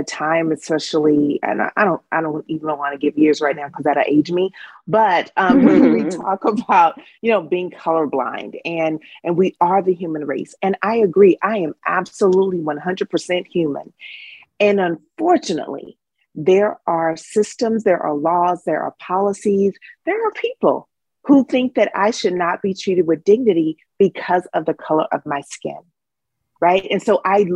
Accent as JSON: {"language": "English", "town": "Dallas", "region": "Texas", "country": "United States", "said": "I'm from Dallas, Texas"}